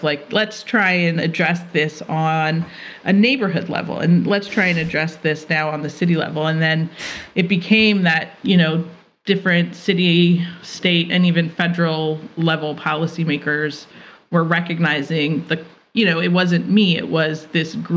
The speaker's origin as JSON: {"language": "English", "town": "Philadelphia", "region": "Pennsylvania", "country": "United States", "said": "I'm from Philadelphia"}